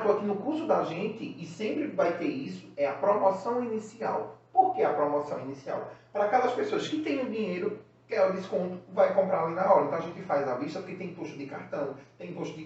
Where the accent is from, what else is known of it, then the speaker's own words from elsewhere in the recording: Recife, Pernambuco, Brazil; Recife, né, que é a cidade onde eu nasci, é o estado